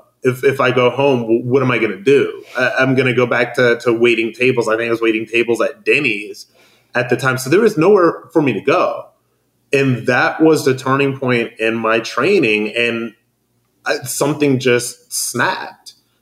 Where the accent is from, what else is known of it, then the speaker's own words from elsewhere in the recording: Akron, Ohio, United States; moved away; I'm from Akron, Ohio. Yeah. There's nothing there. It was at the point when I was growing up, it was very much working class or lower middle class, but it just, there's nothing there.